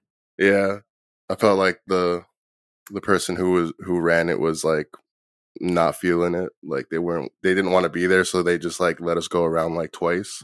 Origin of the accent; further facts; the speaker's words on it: New Jersey, United States; I'm from Jersey.